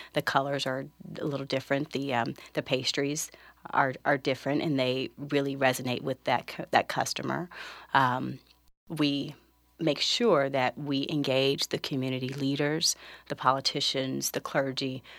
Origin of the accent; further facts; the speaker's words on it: Los Angeles, California, United States; I grew up in South Central Los Angeles, maybe ten minutes away from where the theater is open today